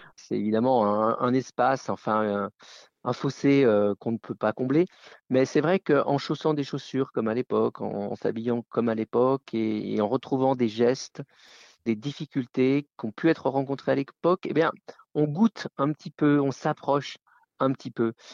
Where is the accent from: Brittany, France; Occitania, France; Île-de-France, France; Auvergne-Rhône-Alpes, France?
Auvergne-Rhône-Alpes, France; Haute-Savoie; also born or lived in Isère; je suis né dans Haute-Savoie, j'ai toujours vécu euh, dans les Alpes